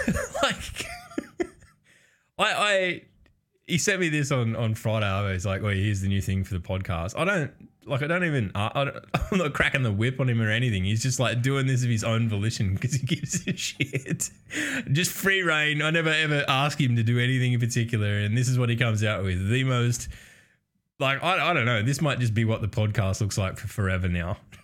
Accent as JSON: {"language": "English", "country": "Australia", "said": "by virtue of being Australian"}